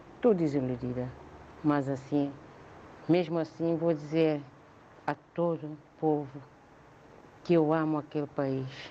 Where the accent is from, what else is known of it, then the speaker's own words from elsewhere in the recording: São Tomé & Príncipe; moved away as an adult; now in Mem Martins, Portugal; Um país onde nasci, onde cresci, onde estudei, onde ainda tenho irmãos, muitos familiares